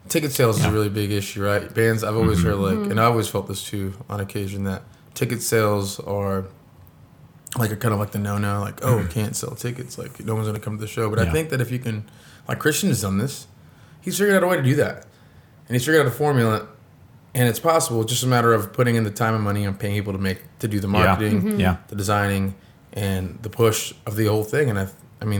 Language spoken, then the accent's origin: English; Oklahoma, United States; we're from Oklahoma.